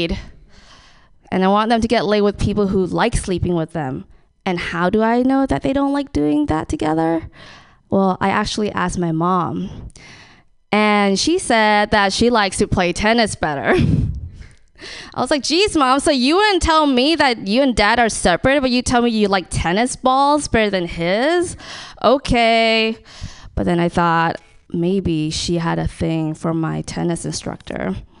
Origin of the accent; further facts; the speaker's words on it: Thailand; I'm from Thailand.